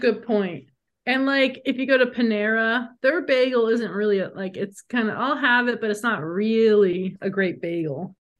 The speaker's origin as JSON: {"language": "English", "town": "New York City", "region": "New York", "country": "United States", "tie": "born or raised there", "moved": "yes", "said": "I'm from New York originally, so I've always been obsessed with bagels. And yes. I'm also Jewish."}